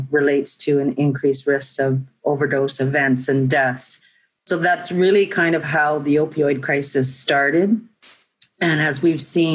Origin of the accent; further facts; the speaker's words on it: Little Grand Rapids First Nation, Manitoba, Canada; moved away; I'm originally from Little Grand Rapids First Nation